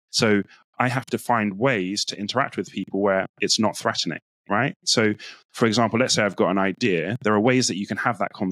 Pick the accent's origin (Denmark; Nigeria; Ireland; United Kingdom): Nigeria; So as a Nigerian, it's actually like for me quite taboo to be telling you, I'm good at this